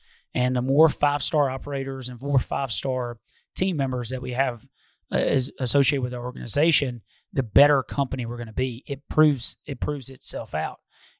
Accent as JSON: {"language": "English", "town": "Detroit", "region": "Michigan", "country": "United States", "said": "But I forgot, I'm from Detroit."}